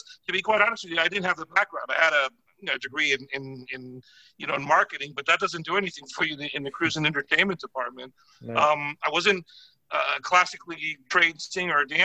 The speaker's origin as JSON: {"language": "English", "town": "Miami", "region": "Florida", "country": "United States", "tie": "born or raised there", "said": "I'm originally from South Florida. I grew up in Miami, went to high school there"}